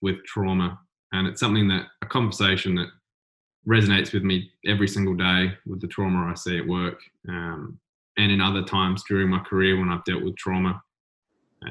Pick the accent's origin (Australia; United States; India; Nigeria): Australia; South Coast, South Australia; growing up on the South Coast, it's kind of small. I think there was only 10,000 people when I was living there.